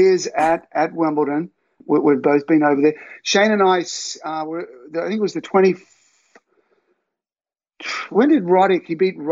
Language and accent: English; Albury, New South Wales, Australia; I grew up in Forest Hill Avenue and, you know, you couldn't hope for a better childhood. You know, you're riding your bike around everywhere. You're in a country town